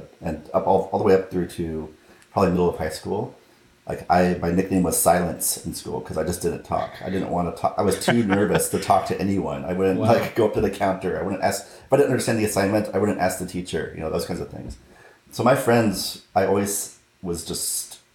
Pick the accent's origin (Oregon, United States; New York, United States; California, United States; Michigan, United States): California, United States; Southern; I grew up in Southern California